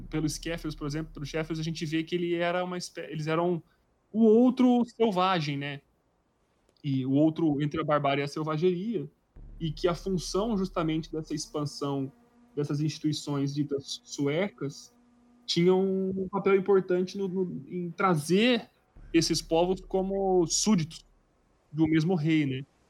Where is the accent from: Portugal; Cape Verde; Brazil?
Brazil